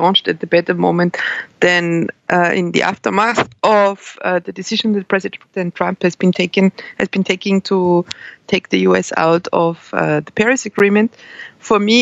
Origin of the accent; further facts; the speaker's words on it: Austria; moved away as an adult; also born or lived in Brussels, Belgium; I started economics in Austria, in my home country